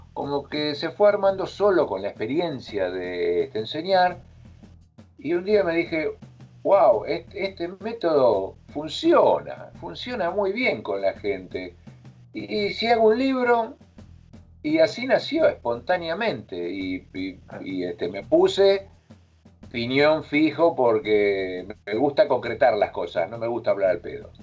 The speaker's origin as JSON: {"language": "Spanish", "country": "Argentina", "moved": "yes", "lives_now": "Madrid, Spain"}